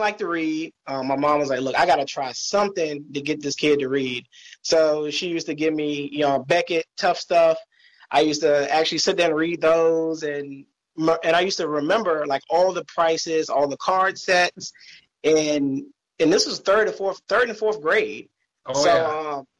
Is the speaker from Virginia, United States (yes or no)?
yes; Virginia, United States; I'm from Virginia